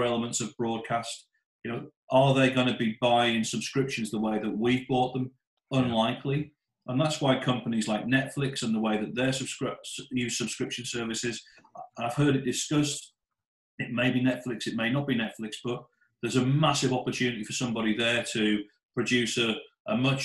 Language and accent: English; Middlesbrough, North East England, United Kingdom; I grew up in Middlesbrough in the 1970s and 80s